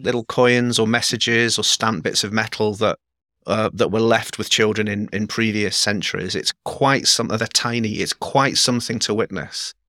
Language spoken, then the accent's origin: English; England, United Kingdom; I was raised by Scottish parents in England.